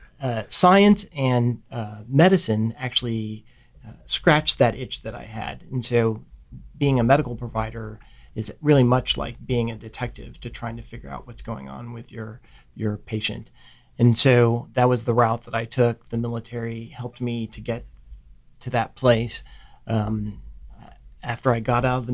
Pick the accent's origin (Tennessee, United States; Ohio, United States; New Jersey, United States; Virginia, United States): Ohio, United States; moved away as an adult; I grew up in Ohio